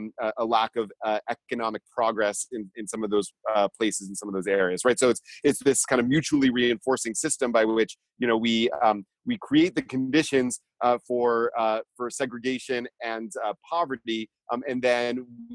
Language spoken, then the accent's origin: English; Georgia, United States; I grew up in Georgia